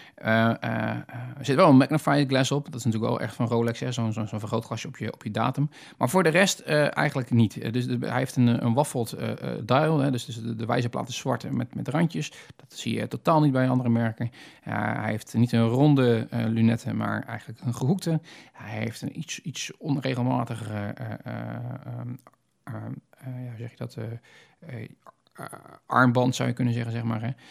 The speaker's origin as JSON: {"language": "Dutch", "country": "Netherlands", "said": "als Hollander"}